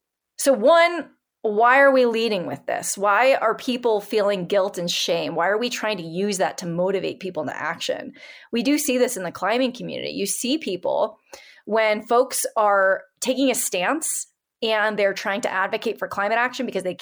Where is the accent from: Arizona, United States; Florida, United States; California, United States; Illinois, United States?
California, United States; I'm from Northern California.